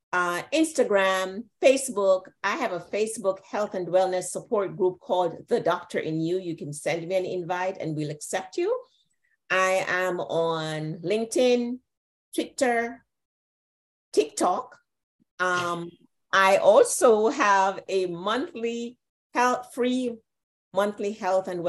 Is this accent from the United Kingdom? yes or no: no; Jamaica; I grew up in Jamaica.